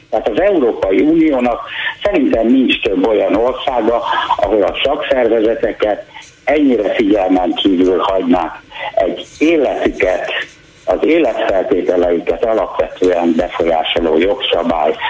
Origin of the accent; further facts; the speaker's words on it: Debrecen, Hajdú-Bihar, Hungary; moved away; Debrecenben, ott nőttem fel, ott kaptam egyetemi diplomát